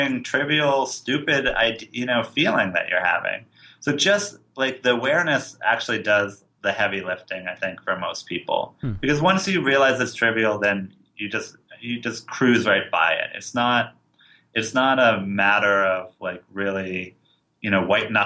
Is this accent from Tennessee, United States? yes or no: no; San Francisco, California, United States; I'm from San Francisco